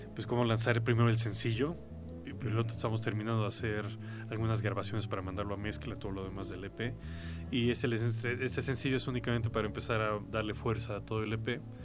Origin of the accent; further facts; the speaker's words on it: Mexico; yo mexicano